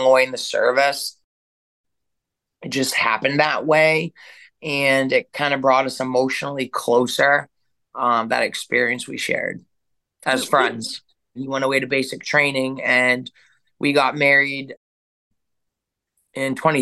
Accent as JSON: {"language": "English", "town": "Turner", "region": "Maine", "country": "United States", "also_born_or_lived": "Kentucky", "said": "I'm from Turner, Maine"}